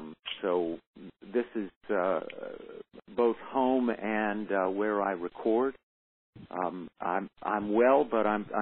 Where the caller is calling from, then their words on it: Massachusetts, United States; Yeah, Keith, I'm in Western Massachusetts at home. Where we live. We've got two teenage boys, twin boys, who are in school here in Western Massachusetts